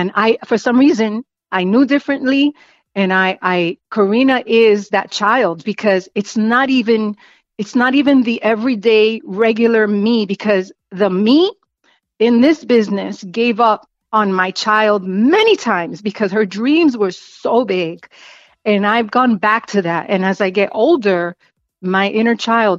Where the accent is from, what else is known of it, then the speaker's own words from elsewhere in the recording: New York City, New York, United States; also born or lived in Spanish Harlem; growing up in the South Bronx, surrounded by tenement buildings